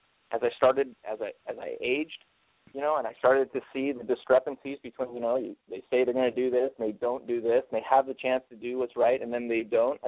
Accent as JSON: {"language": "English", "region": "California", "country": "United States", "tie": "born or raised there", "said": "I was raised in California"}